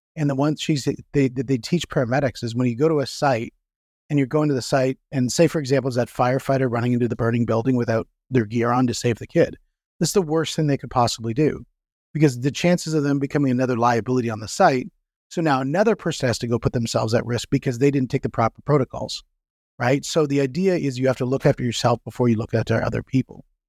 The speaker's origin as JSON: {"language": "English", "country": "Canada", "said": "I'm from Canada"}